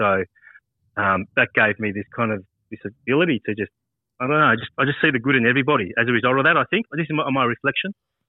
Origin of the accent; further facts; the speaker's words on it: New Zealand; also born or lived in Samoa; So I was born in New Zealand. Then I went to Samoa when I was about one.